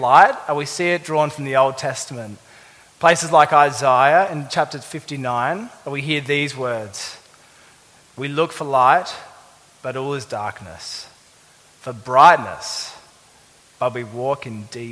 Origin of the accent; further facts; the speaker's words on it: Adelaide, South Australia, Australia; moved away; I'm from Adelaide.